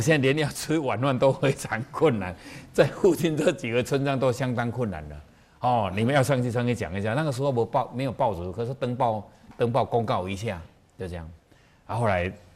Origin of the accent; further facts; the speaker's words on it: Taiwan; 我们台湾人是最会算的，我们都加一岁